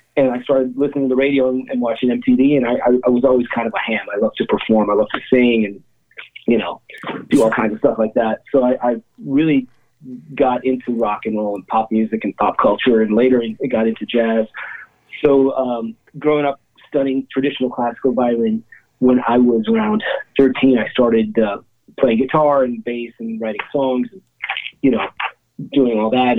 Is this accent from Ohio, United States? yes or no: yes; Cleveland, Ohio, United States; now in Dumont, United States; I grew up in Cleveland